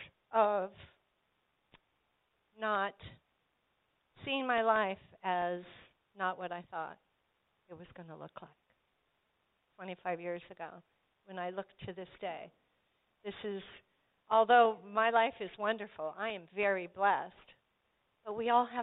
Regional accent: Colorado Springs, Colorado, United States; when I was a little girl growing up in Colorado Springs

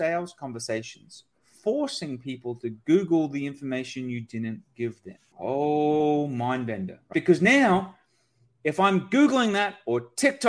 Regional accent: Australia; I'm Australian

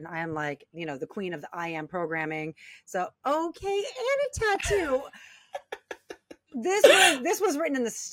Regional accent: Long Beach, California, United States; born and raised in Long Beach, California

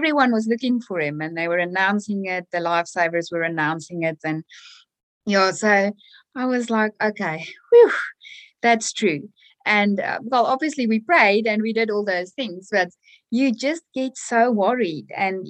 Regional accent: South Africa; now in Australia; So way back when I was a child, we would take our bicycles and, you know, go ride and do our thing.

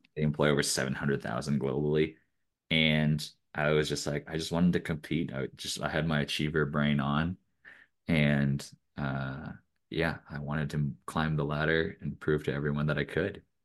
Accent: Eugene, Oregon, United States; I grew up in Eugene, Oregon

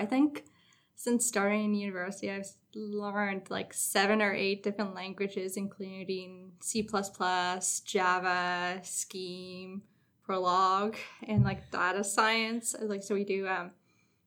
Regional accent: Arnprior, Ontario, Canada; moved away as an adult; now in North Bay, Canada; My hometown is Armprior

